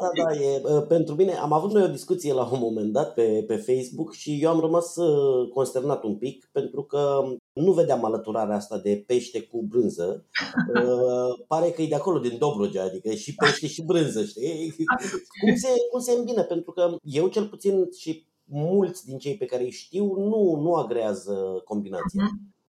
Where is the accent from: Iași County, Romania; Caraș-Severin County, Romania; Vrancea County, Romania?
Vrancea County, Romania; Focșani; now in Bucharest, Romania; la Focșani, spre exemplu, de unde sunt eu